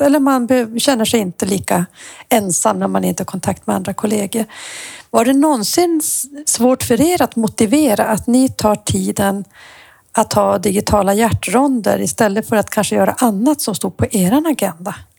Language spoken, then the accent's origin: Swedish; Luleå, Norrbotten County, Sweden; jag är Luleåbo